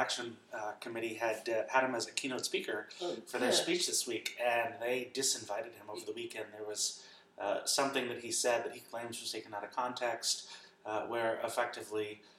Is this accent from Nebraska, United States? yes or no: no; New Jersey, United States; Oh no, the fuck I'm not. I'm from New Jersey.